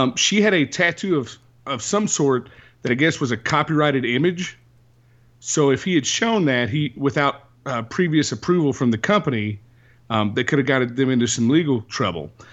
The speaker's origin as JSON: {"language": "English", "region": "the South", "country": "United States", "said": "And I'm from the South"}